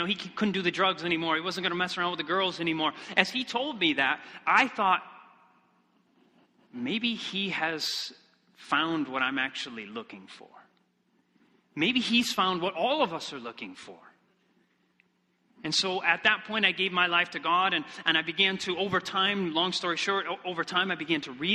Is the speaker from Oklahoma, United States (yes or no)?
no; Michigan, United States; moved away; also born or lived in Iceland; I come from Michigan originally